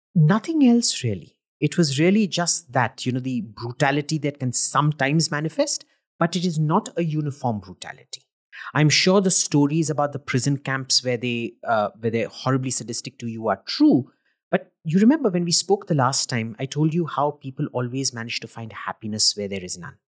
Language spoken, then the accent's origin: English; India; being an Indian